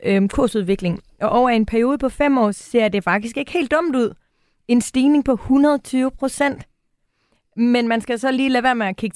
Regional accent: Aarhus, Central Denmark Region, Denmark; Mikkel, øh, jeg er også Aarhusianer.

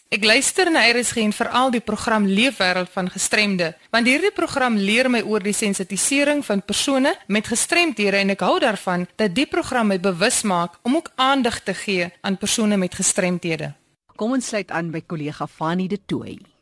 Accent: Steinkopf, Northern Cape, South Africa; Ek is oorspronklik van Steenkop

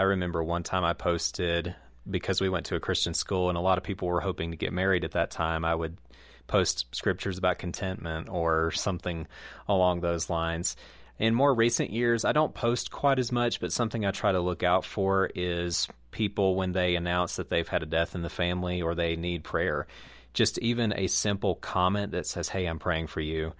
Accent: Southeast, United States; in the Southeast where I grew up

